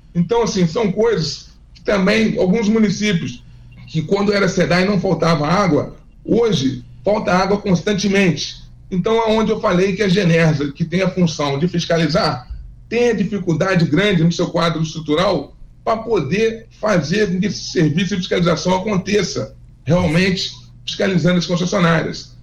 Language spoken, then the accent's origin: Portuguese; Fluminense, Rio de Janeiro, Brazil; eu sou fluminense